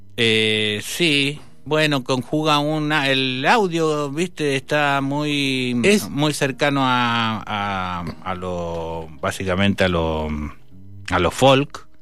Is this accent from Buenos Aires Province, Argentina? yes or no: no; Bermejo, Mendoza, Argentina; also born or lived in Guayaquil, Ecuador / Buenos Aires, Argentina; mi pueblo, Bermejo